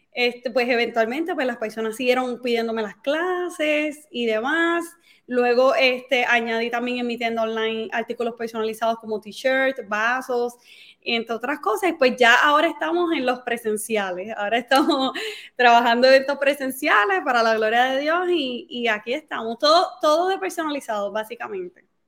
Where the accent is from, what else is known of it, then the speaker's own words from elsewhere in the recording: Carolina, Puerto Rico; moved away as an adult; soy de Carolina, Puerto Rico. Nacida y criada en Carolina.